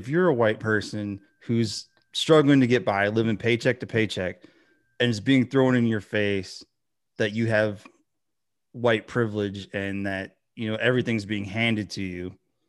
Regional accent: Michigan, United States; And then, you know, I grew up in Michigan where you have a lot of, and it's just all over the country, but you have a lot of, white people who are lower income

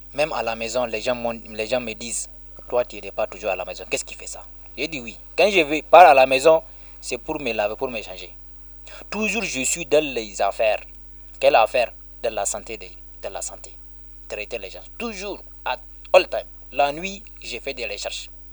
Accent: Balleyara, Tillabéri, Niger; Balayara, c'est mon village natal.

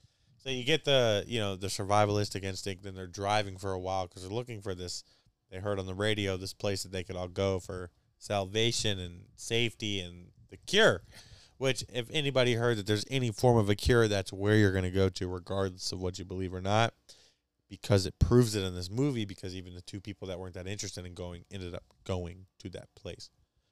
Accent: United States; for us Americans

